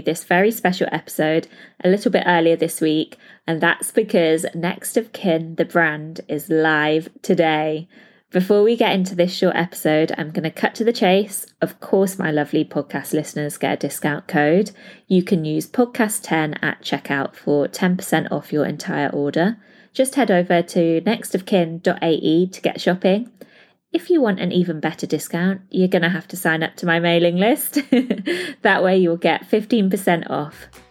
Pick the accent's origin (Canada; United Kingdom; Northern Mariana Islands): United Kingdom; now in Dubai, United Arab Emirates